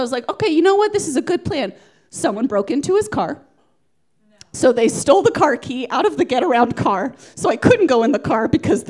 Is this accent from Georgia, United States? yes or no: yes; Atlanta, Georgia, United States; Georgia. Do you remember Atlanta, Georgia?